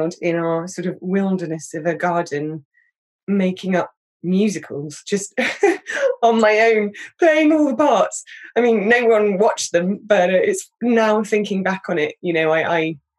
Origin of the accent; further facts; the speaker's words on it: Reading, South East England, United Kingdom; moved away as an adult; also born or lived in London; I grew up outside London in a slightly anonymous place outside Reading